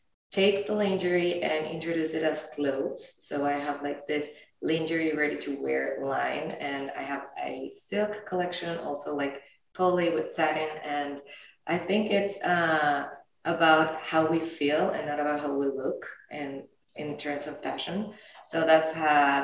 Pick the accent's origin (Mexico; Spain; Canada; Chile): Mexico; I'm from Mexico